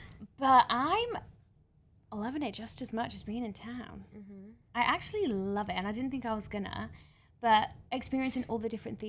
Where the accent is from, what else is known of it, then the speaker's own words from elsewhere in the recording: North Wales, United Kingdom; I'm a North Walian girl.